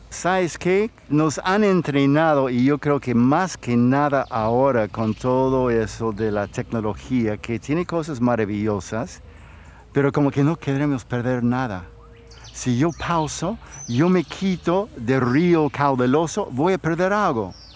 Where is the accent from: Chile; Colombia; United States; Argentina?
United States; moved away; Yo crecí como niño en los Estados Unidos